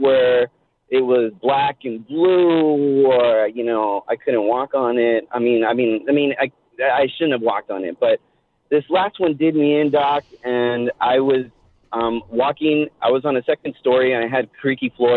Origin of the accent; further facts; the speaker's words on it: East Los Angeles, California, United States; now in Murrieta, United States; I grew up in East Los Angeles